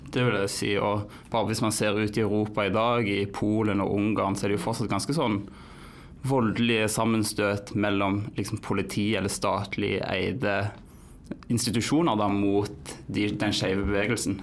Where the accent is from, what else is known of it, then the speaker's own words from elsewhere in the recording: Western Norway, Norway; now in Oslo, Norway; enda en vestlending i Oslo